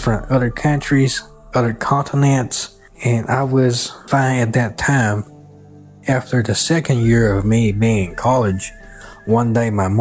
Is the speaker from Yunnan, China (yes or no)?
yes; Kunming, Yunnan, China; English is a second language; moved away as an adult; also born or lived in West Texas; now in Texas, United States; I am from Kunming, Yunnan, Southwest China. And the city where I came from has the nickname of the City of Eternal Spring, meaning that the weather in my hometown is always like spring all year round